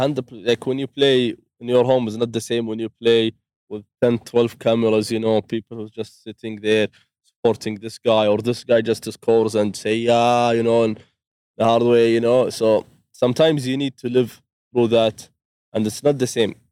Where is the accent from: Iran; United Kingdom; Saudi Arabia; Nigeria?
Saudi Arabia; I'm from Saudi